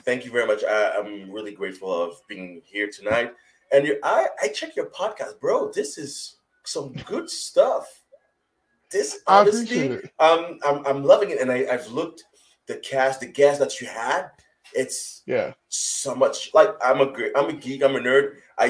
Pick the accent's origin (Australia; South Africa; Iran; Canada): Canada; Montreal, Quebec; I'm from Montreal, Canada